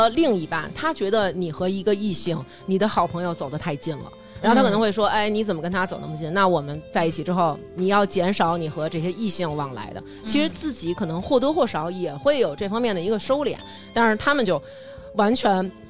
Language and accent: Chinese; China; 我身为一个中国人，